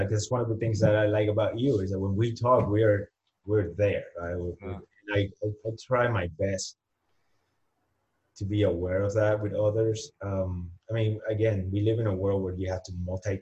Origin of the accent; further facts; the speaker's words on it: Humacao, Puerto Rico; first language Spanish; English is a second language; moved away as an adult; also born or lived in San Juan, Puerto Rico; now in Arizona, United States; I'm born and raised in Puerto Rico